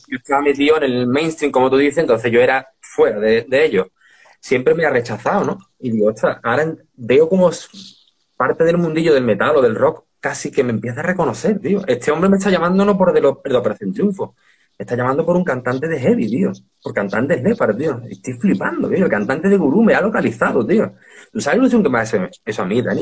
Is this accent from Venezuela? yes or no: no; Seville, Andalusia, Spain; moved away as an adult; also born or lived in Premià de Mar / Madrid / Dos Hermanas / Alcalá de Guadaíra; vivíamos en Sevilla y aquí no hay conciertos